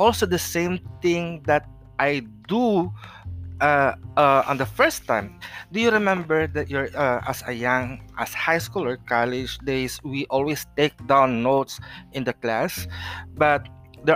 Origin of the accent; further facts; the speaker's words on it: Philippines; also born or lived in San Jose del Monte, Bulacan, Philippines; Yes, we are a Filipino and we are in the Philippines right now.